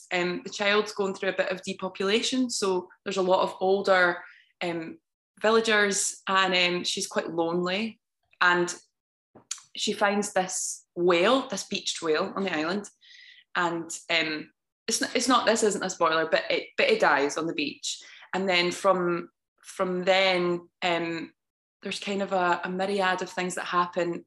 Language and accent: English; Scotland, United Kingdom; I'm an actor from Scotland. Uh, I grew up there. I've lived there my whole life.